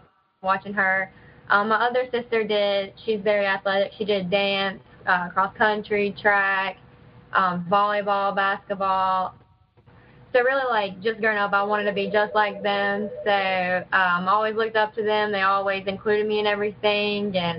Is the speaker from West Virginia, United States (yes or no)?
yes; Athens, West Virginia, United States; I was born in Virginia, but I moved to actually Athens when I was like 3. I've been here my whole life